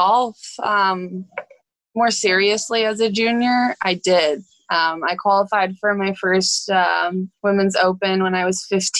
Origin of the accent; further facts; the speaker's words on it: Bradenton, Florida, United States; So we're originally from Bradenton, Florida.